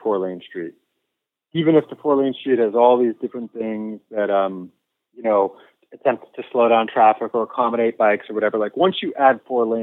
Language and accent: English; Bay Area, California, United States; also born or lived in New York; I grew up in the Bay Area